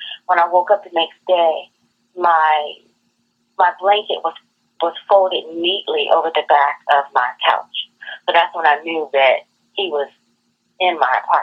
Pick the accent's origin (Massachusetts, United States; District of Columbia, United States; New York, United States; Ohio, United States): District of Columbia, United States; Washington; Born and raised from D.C., the chocolate city